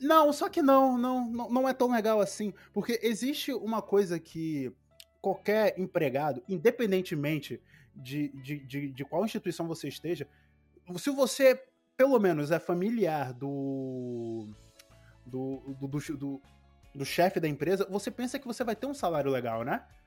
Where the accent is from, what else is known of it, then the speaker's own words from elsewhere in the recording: Angola; also born or lived in France; eu, estava em África, fui pra Europa, voltei pra África